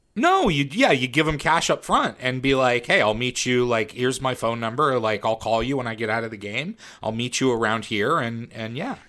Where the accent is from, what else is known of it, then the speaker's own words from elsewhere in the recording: Western Pennsylvania, United States; moved away; also born or lived in Baltimore, Maryland; I grew up in Western Pennsylvania, so I grew up with the Pirates